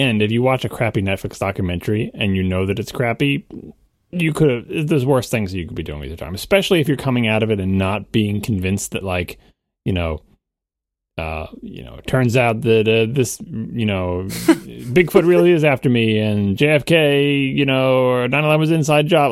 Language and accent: English; New York, United States; I'm a New Yorker